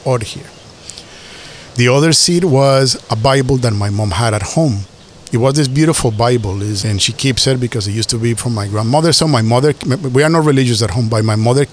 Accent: Colombia; moved away; also born or lived in Asia; I was born in Colombia in 1975, and when I was born, it was the beginning of the drug war.

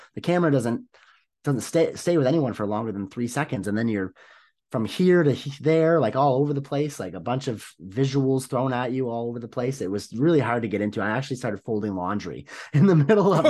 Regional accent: Canada; as a Canadian

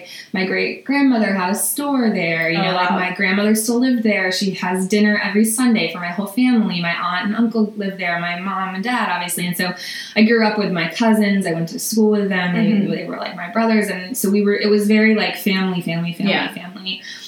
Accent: southern Vermont, United States; now in New York, United States; So I grew up in Vermont, in rural Vermont, in southern Vermont. And it was pretty like idyllic, you know, on paper and in general, like we were in a log cabin that my dad built in the woods, and you know, my parents had land

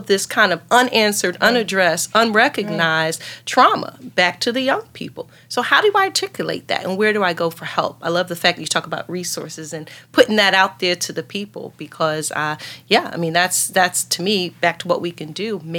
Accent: Atlanta, Georgia, United States; I have a 10-year-old daughter, and we are from Atlanta.

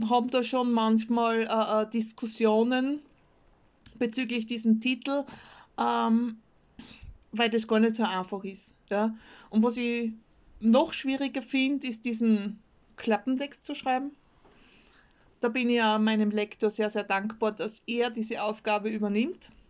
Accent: Austria; mit meinem Österreichisch. Ähm, für mich persönlich ist ein Stuhl und ein Sessel das gleiche. Ja? Als Österreicher, das ist einfach dasselbe.

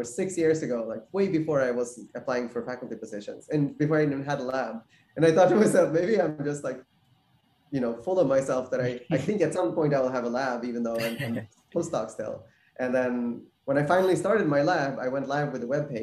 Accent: Sweden; moved away as an adult; also born or lived in New York; now in San Diego, United States; I grew up in Sweden, went to college in Sweden, and then I came to New York for my graduate school for PhD

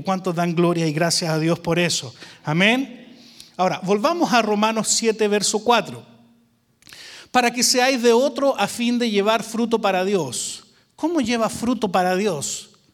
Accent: Chile; now in Arlington, Texas, United States; Yo soy chileno, hace como un año ya me hice americano

